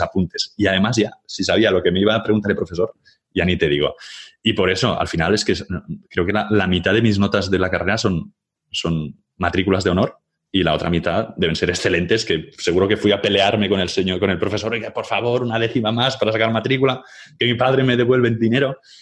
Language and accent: Spanish; Catalonia, Spain; soy catalán